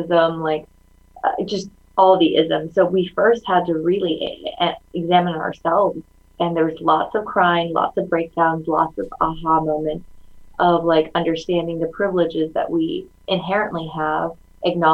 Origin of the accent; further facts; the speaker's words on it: St. Louis, Missouri, United States; first language Mandarin Chinese; English is a second language; also born or lived in China / upstate New York; I grew up in like upstate New York and then St. Louis. I consider St. Louis my hometown